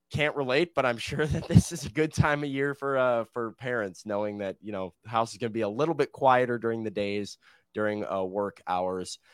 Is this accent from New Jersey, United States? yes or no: no; Chicago, Illinois, United States; now in Nashville, United States; growing up in Chicago